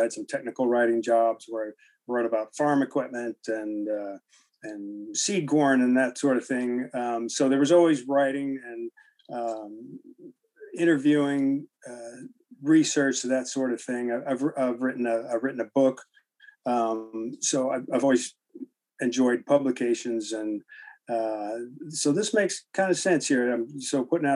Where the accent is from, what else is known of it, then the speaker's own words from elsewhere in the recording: Mexico, Missouri, United States; moved away as an adult; now in Earlham, United States; I grew up in Mexico, Missouri, which is a town of about 11,000.